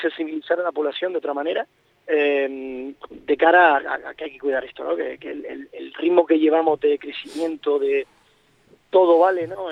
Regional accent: Canary Islands, Spain; nuestra idiosincrasia como, como archipiélago canario que estamos dependiendo del mar

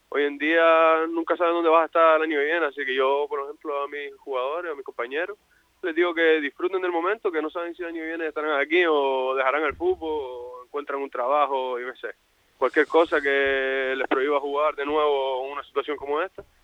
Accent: La Palma, Canary Islands, Spain; Yo vine de La Palma aquí para jugar en el Sotavento

